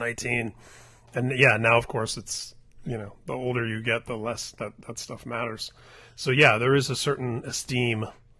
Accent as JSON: {"language": "English", "town": "Indianapolis", "region": "Indiana", "country": "United States", "tie": "born or raised there", "said": "my hometown in Indy"}